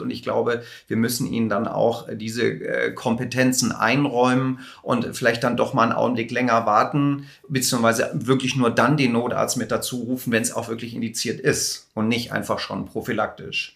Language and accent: German; Hamburg, Germany; ich komme aus Hamburg